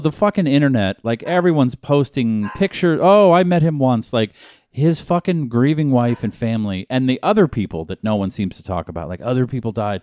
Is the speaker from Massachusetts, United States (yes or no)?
yes; Boston, Massachusetts, United States; now in Los Angeles, United States; I'm from Boston